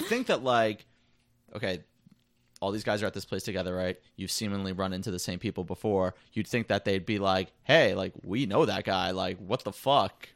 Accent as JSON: {"language": "English", "country": "United States", "said": "I'm American"}